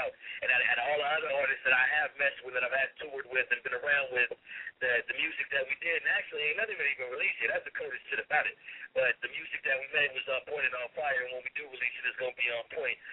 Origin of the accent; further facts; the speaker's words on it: San Diego, California, United States; also born or lived in Pasadena, California / Los Angeles, California; I was born in Pasadena, California, then came to Dago as a young kid, went to elementary